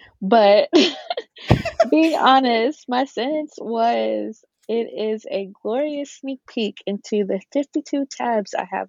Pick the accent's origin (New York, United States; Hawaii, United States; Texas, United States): Texas, United States; Dallas; I am also from Dallas.